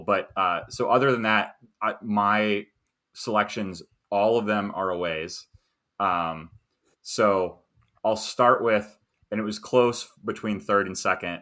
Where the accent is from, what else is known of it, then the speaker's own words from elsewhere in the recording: United States; as an American